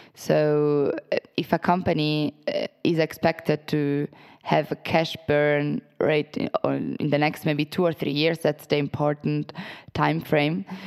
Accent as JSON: {"language": "English", "country": "Italy", "tie": "born or raised there", "also_born_or_lived": "Portugal", "moved": "as an adult", "said": "I'm originally from Italy, was born and raised there."}